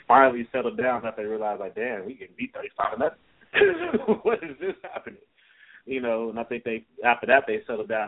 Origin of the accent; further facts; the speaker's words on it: Chicago, Illinois, United States; I'm from Chicago